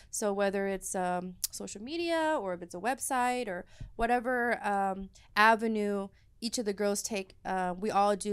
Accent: Dallas, Texas, United States; I'm born and raised here

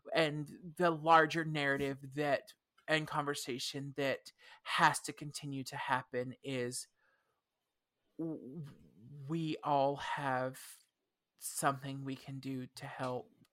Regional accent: the South, United States; I grew up in the South

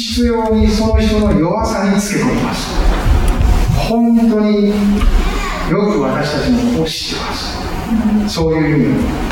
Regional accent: Japan; 日本という私たちが生まれ育った国

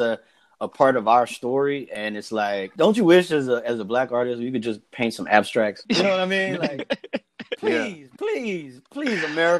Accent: Austin, Texas, United States; I grew up in Texas and I took Texas history

